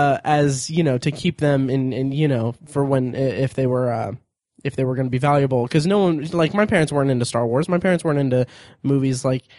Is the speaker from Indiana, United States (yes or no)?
yes; Indianapolis, Indiana, United States; born there; also born or lived in Florida / Ohio; I was born in Indianapolis, then we moved to Florida, then we moved to Ohio, then we moved back to Indianapolis.